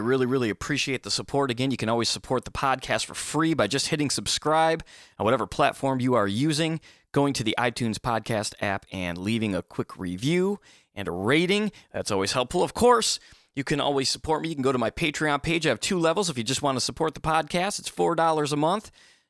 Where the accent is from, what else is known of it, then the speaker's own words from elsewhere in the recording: Michigan, United States; moved away; I'm from Michigan originally